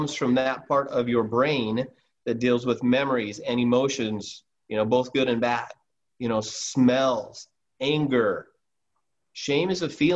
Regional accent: Alaska, United States; I'm from Alaska

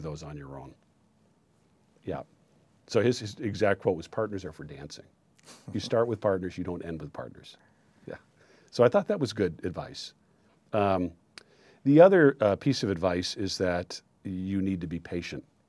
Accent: Maine, United States; moved away as an adult; also born or lived in New York City; I'm from Maine originally. My family's from Aroostook County

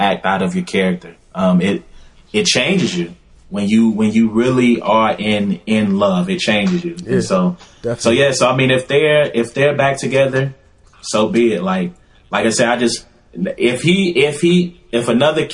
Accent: Louisiana, United States; moved away; I'm from Louisiana

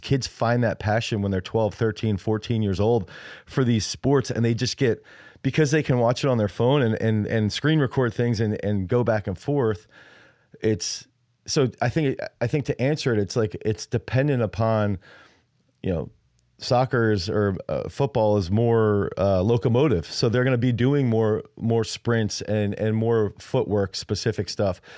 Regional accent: United States; I'm American

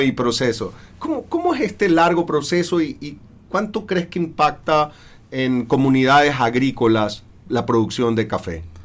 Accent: Ecuador; acá en Ecuador

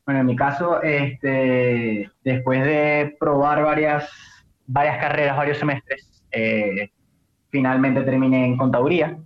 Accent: Maracaibo, Zulia, Venezuela; de Maracaibo, de aquí nací, aquí crecí, aquí todo

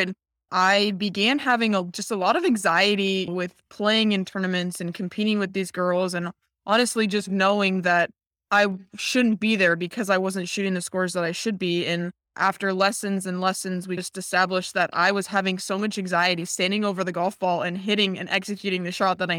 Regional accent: Reno, Nevada, United States; moved away as an adult; also born or lived in Colorado / Arizona; now in Dallas, United States; I grew up in Reno, Nevada.

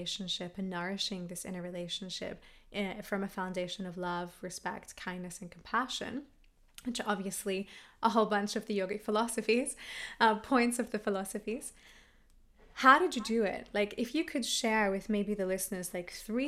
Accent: Australia; I'm Australian

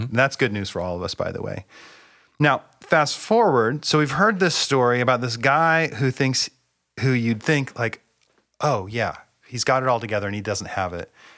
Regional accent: Bellingham, Washington, United States; I grew up in Bellingham, Washington. I've lived in the Pacific Northwest my entire life.

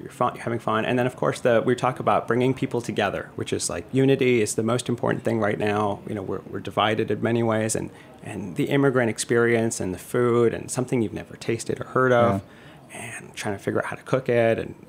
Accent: New York, United States; And so being a New Yorker, I think, would be amazing

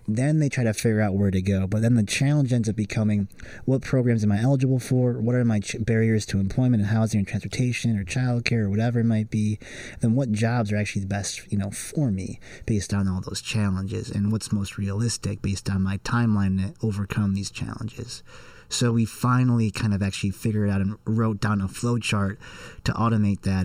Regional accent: Wilmette, Illinois, United States; growing up in Wilmette

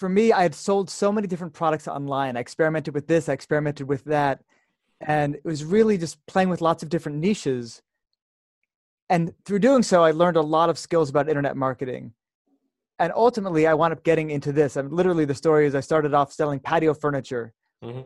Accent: United States; moved away as an adult; now in Jerusalem, Israel; I'm having this call right now from Jerusalem, Israel, even though I'm from America

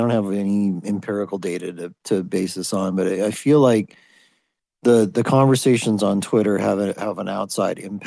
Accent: United States; I'm American

